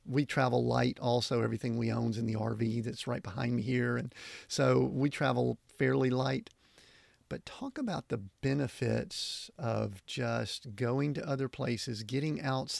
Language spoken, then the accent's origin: English; the South, United States; I'm originally from the South